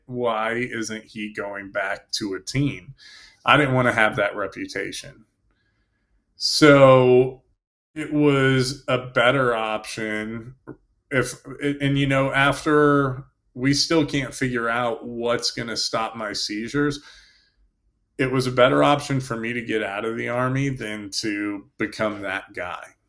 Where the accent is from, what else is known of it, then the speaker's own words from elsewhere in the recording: Indiana, United States; moved away as an adult; also born or lived in Germany / New York / Fort Bragg / Florida; I grew up in Indiana, and then I was stationed in Germany.